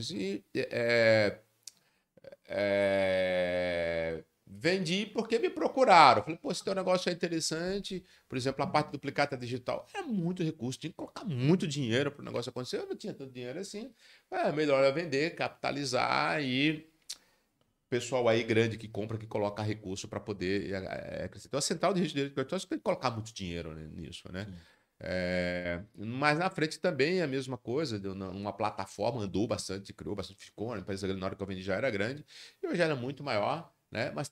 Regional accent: Natal, Rio Grande do Norte, Brazil; eu queria voltar para minha terra, eu queria voltar para Natal, e era uma oportunidade.

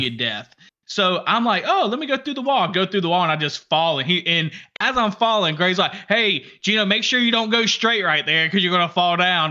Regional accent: Alabama, United States; We're from Alabama

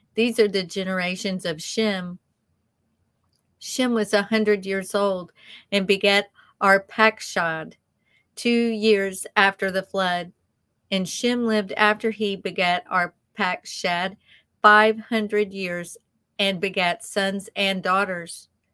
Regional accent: the South, United States; accent: southern; our southern accents

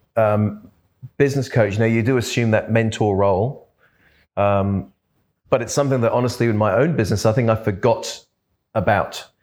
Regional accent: London, United Kingdom; also born or lived in Perth / Adelaide / Brisbane; now in Australia; I was brought up in London

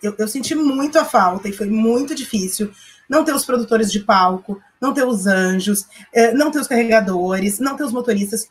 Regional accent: Porto Alegre, Rio Grande do Sul, Brazil; eu sou bem porto-alegrense, bem bairrista, inclusive falo desse jeito, bem porto-alegrense.

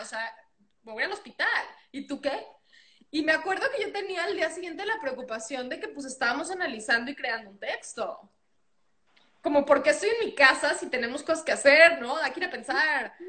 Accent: Mexico; moved away as an adult; now in United States; Yo soy mexicana, eh, nacida en México, crecí en México y estoy aquí con una visa de trabajo, pasaporte mexicano

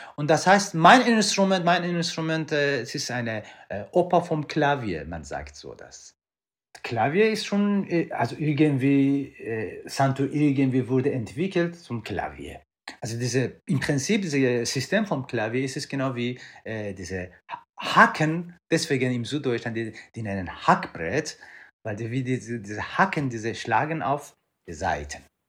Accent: Iran; moved away; ich komme ursprünglich aus dem Iran

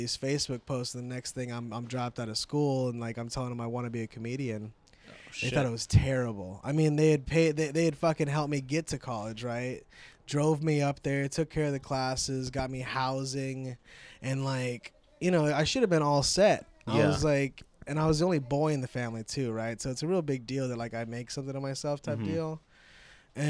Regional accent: United States; also born or lived in Vancouver; I was born in America

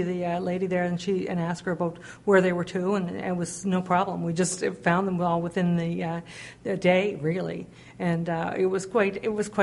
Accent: South Shore of Nova Scotia, Canada; now in Corner Brook, Canada; In the South Shore of Nova Scotia.

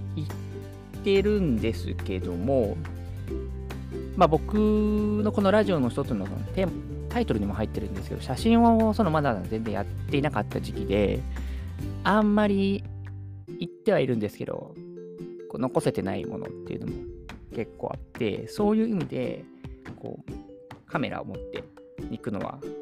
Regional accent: Okayama, Japan; moved away as an adult; also born or lived in Hiroshima / Megijima, Takamatsu, Kagawa; now in Tokyo, Japan; もともと出身が岡山育ちでこの東京に来る2年もう2年前ですかには広島に長々8年ぐらいいた

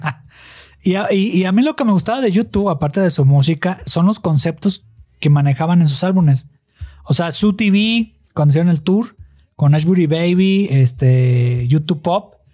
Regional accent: Guadalajara, Jalisco, Mexico; son de mi tierra, de Guadalajara

